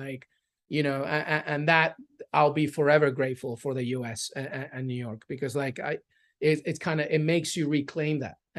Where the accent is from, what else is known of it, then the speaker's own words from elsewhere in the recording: England, United Kingdom; now in United States; Well, so living in England, growing up in England, like my sister's still there, my cousins, I have some aunts.